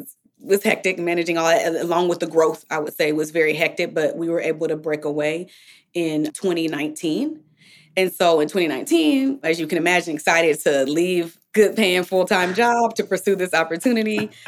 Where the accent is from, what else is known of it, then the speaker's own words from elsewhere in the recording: Bay Area, California, United States; We are from the Bay Area in California